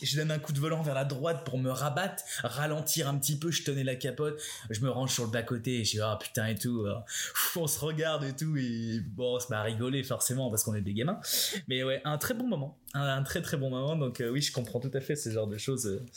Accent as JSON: {"language": "French", "country": "France", "moved": "yes", "lives_now": "Montreal, Canada", "said": "en tant que Français"}